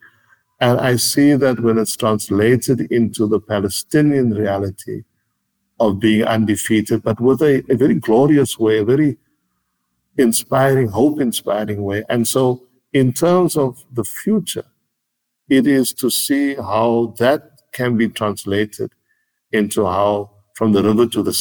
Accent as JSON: {"language": "English", "town": "Cape Town", "region": "Western Cape", "country": "South Africa", "tie": "born or raised there", "said": "I grew up on the Cape Flats"}